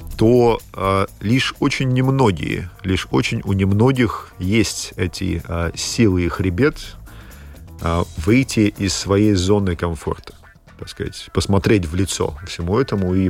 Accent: Latvia; я родился в Латвии, а, то есть я воспитывался, как говорили, в школе

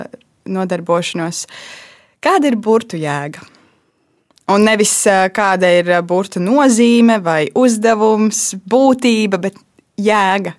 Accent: Latvia; Es esmu uzaugusi Lat latviešu ģimenē

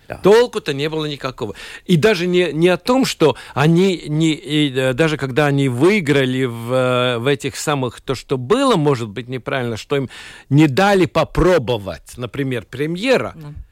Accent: Latvia; я латыш

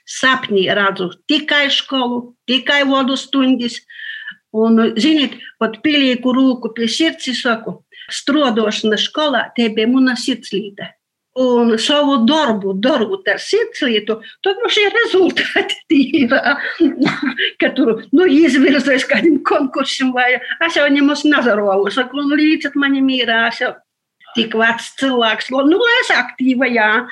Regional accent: Latgale, Latvia; sātā runājam latgaliski

